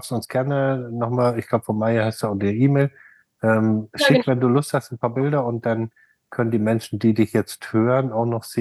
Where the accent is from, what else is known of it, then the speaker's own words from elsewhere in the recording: Germany; now in United States; oh, wir kommen ja alle aus Deutschland